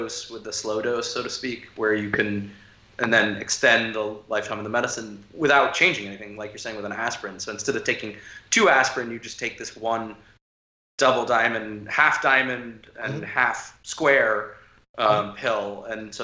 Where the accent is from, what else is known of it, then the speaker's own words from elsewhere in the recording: United States; being an American